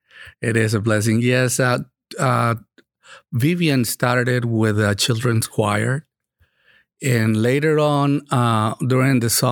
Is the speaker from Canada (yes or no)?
no; Monterrey, Nuevo León, Mexico; moved away as an adult; also born or lived in Chicago, United States / Oahu, Hawaii / Dallas / San Diego; now in Katy, United States; I grew up in Monterrey, Mexico.